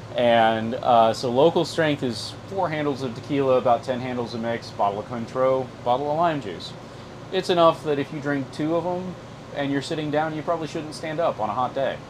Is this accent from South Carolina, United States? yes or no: yes; South Carolina, United States; I'm from South Carolina